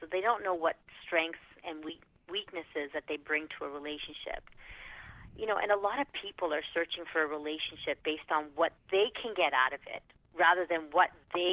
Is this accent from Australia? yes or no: no; Toronto, Ontario, Canada; I am from Toronto, Canada